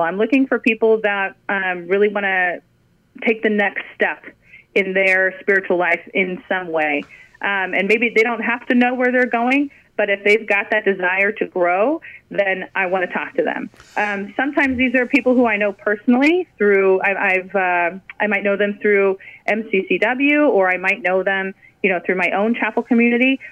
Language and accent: English; California, United States; moved away as an adult; also born or lived in Fort Hood, Texas; we moved from California, where we, you know, were born and raised and went to college and were starting our life.